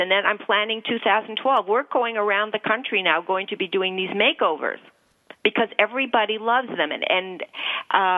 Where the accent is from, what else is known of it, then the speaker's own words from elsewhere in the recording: Canada; now in United States; I'm from Canada